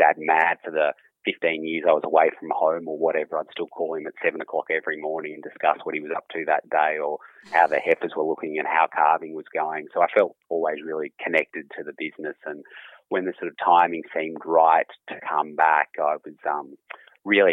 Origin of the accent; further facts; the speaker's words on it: Aberfoyle, New South Wales, Australia; Mum and Dad have been here for over 40 years now. And, I was born here